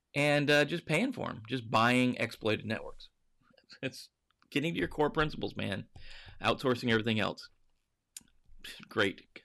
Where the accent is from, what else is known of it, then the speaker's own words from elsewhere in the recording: Montana, United States; I grew up in Montana